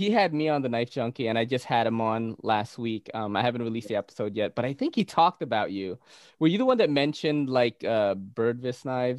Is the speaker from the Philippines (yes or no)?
yes; Philippines; I'm Filipino, bro.